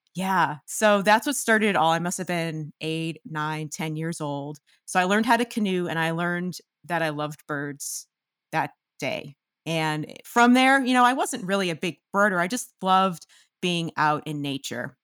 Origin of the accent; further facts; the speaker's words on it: outside Boston, Massachusetts, United States; I'm from Massachusetts, and, um, I'm from right outside of Boston, one of the suburbs